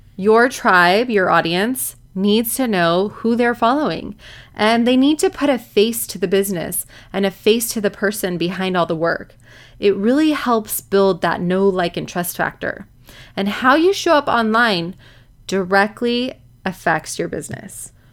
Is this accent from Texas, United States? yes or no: no; Orange County, California, United States; I'm from Orange County. My office is in Newport Beach